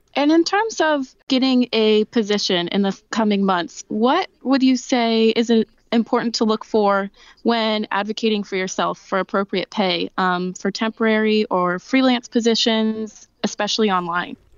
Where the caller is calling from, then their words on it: Los Angeles, California, United States; I'm calling from Los Angeles, California.